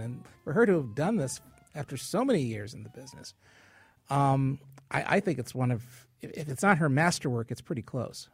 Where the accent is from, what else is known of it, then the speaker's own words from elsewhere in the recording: Hartford, Connecticut, United States; being from Hartford and being born and raised in Hartford